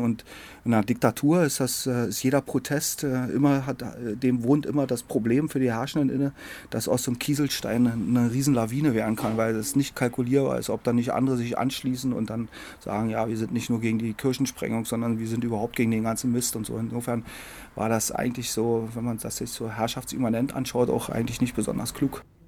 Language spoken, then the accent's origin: German; Berlin, Germany; dort, wo ich herkomme, in Friedrichshagen